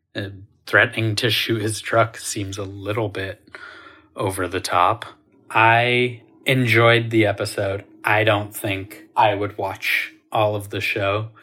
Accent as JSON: {"language": "English", "region": "rural Maine", "country": "United States", "tie": "born or raised there", "said": "I grew up in rural Maine in the nineties"}